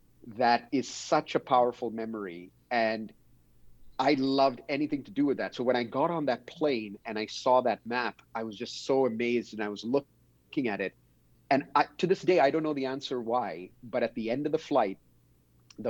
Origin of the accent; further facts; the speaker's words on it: Dubai, United Arab Emirates; I grew up in Dubai in the United Arab Emirates. My parents had moved there from India many, many decades ago.